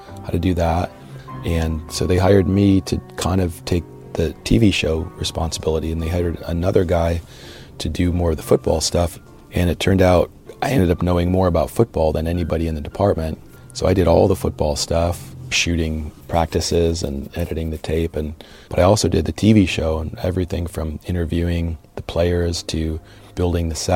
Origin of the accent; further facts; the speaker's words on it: Cleveland, Ohio, United States; Born and raised in the Cleveland area